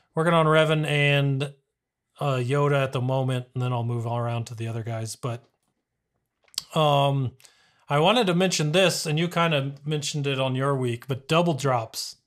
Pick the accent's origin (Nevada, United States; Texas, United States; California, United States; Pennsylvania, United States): Texas, United States; El Paso; I was born in El Paso